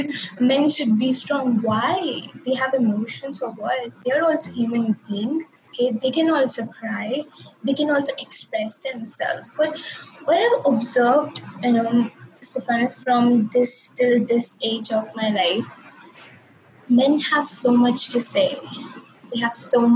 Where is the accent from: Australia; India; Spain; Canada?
India; moved away as an adult; also born or lived in United Kingdom